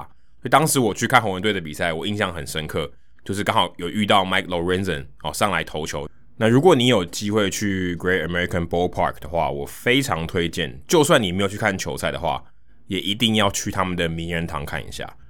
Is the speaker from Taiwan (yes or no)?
yes; Taiwan; 他就会知道我来自台湾